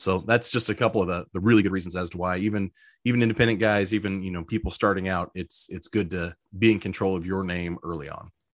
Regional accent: Southern Indiana, United States; Growing up in Southern Indiana

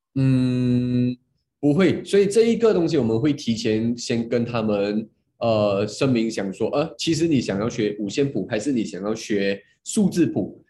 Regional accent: Muar, Johor, Malaysia; 我今年就二十三岁，然后我来自嗯。Johor Bahru，我不知道你们知道吗？它是一个小，小，小的 小的 kampung来的

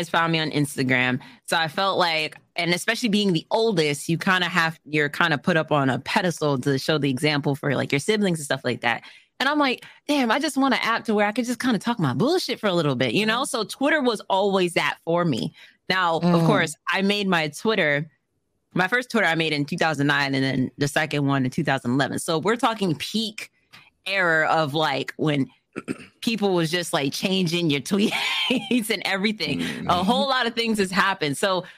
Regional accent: New York, United States; from New York, and I haven't heard that. Like, what?

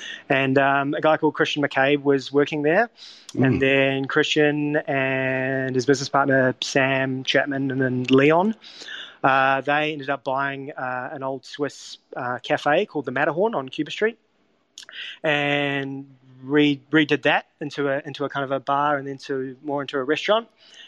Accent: Wellington, New Zealand; So I grew up in Wellington and in New Zealand, and I was lucky enough to, as a child, spend a bit of time in Europe.

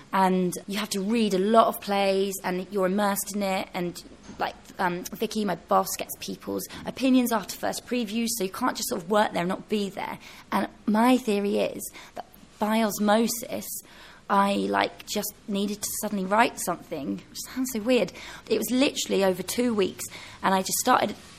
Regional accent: Devon, South West England, United Kingdom; I was from Devon.

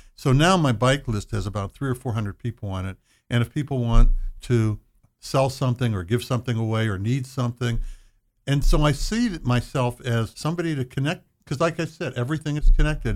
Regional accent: Butler, Pennsylvania, United States; moved away as an adult; also born or lived in Athens, Ohio; now in Dayton, United States; I'm from Butler, Pennsylvania, which is north of Pittsburgh, small town.

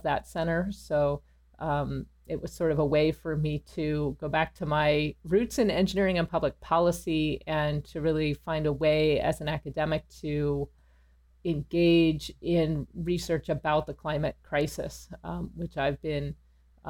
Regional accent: Pasadena, California, United States; moved away as an adult; also born or lived in Princeton, New Jersey; I grew up in Pasadena, so I was in the shadow of Caltech

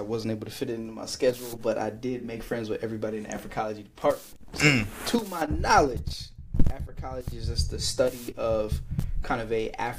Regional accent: California, United States; now in Philadelphia, United States; considering that I came from California in the Bay Area, I went to a majority black city.

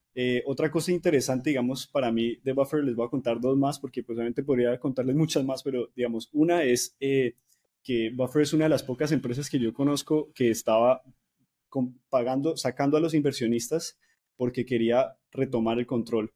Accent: Cali, Valle del Cauca, Colombia; moved away; soy caleño

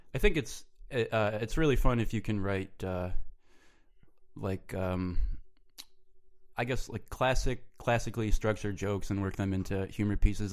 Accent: Rochester, New York, United States; moved away as an adult; also born or lived in Buffalo, New York; I grew up in, uh, Rochester, New York

